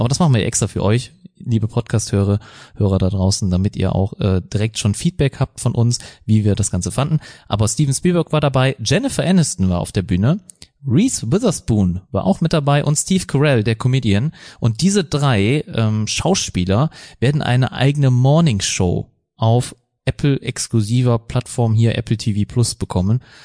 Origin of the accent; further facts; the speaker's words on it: Germany; wir als Deutsche